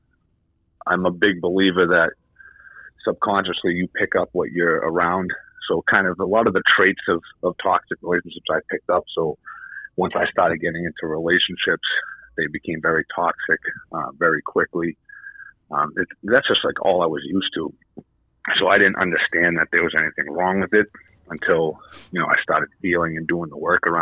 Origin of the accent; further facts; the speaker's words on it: New Hampshire, United States; also born or lived in Massachusetts; I'm from New Hampshire